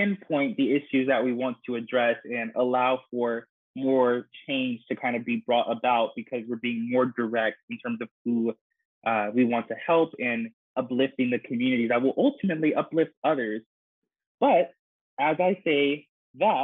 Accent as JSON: {"language": "English", "region": "Texas", "country": "United States", "tie": "born or raised there", "said": "my home state of Texas"}